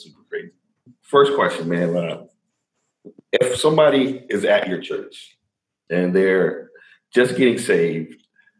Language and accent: English; Chicago, Illinois, United States; now in Arizona, United States; I'm from Chicago.